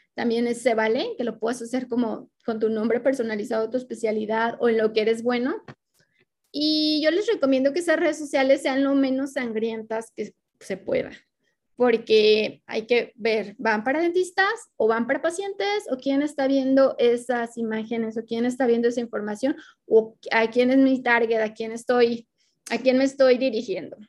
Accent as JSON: {"language": "Spanish", "country": "Mexico", "said": "los que estamos dentro del territorio mexicano, que somos de México"}